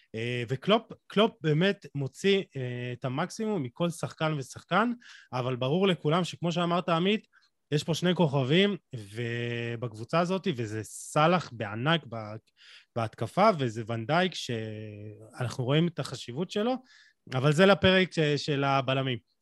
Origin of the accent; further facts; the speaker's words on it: Israel; אנחנו חיים במדינת ישראל